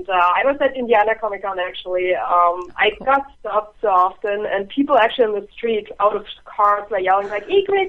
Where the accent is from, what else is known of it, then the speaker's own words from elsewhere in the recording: Germany; now in Ohio, United States; I'm from Germany. I live in Ohio right now.